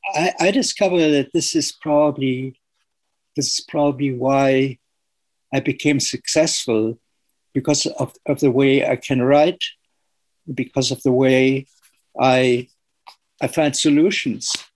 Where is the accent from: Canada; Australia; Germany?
Germany; the iron industry was very strong still when I was uh, growing up. And it was the very reason why, why my hometown w- was bombed